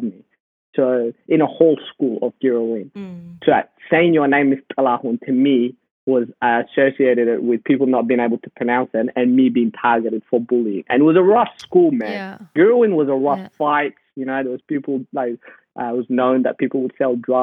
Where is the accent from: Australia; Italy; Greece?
Australia; Perth, Western Australia; also born or lived in Sudan; I used to play soccer for the youth group in Perth, where I grew up. And coming from Sudan, all we did was play soccer